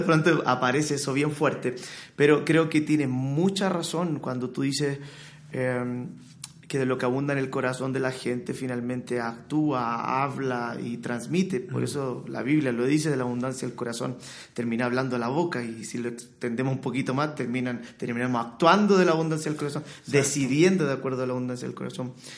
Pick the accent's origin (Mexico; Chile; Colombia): Chile; soy chileno